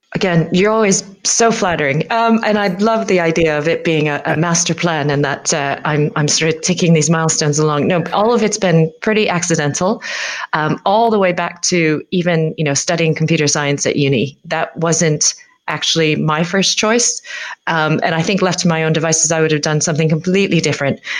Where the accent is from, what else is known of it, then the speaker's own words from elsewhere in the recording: United States; now in United Kingdom; as an American